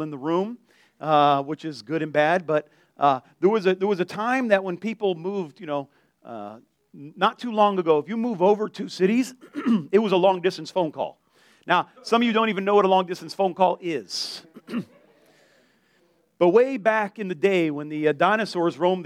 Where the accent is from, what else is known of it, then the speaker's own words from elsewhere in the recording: Delray Beach, Florida, United States; also born or lived in Lake Worth, Florida; I grew up in Delray, and when I moved to Lake Worth